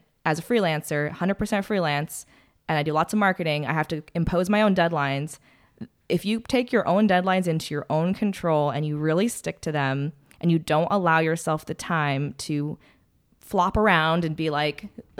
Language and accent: English; Atascadero, California, United States; also born or lived in San Francisco / Hermosa Beach; I was born in San Francisco, and then my parents moved. Or we lived in Hermosa Beach. Oh my God. Until I was 9. And then that's when my parents had the big dream to move to Atascadero and get property and horses.